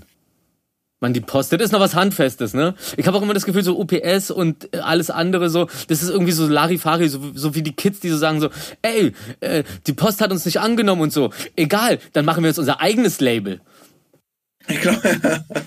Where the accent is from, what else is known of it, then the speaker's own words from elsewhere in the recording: Berlin, Germany; also born or lived in Rosenthal, Berlin; ich komm eigentlich aus Reinickendorf, also äh, jetzt wohne ich am Rosenthal, aber ich komme eigentlich aus Reinickendorf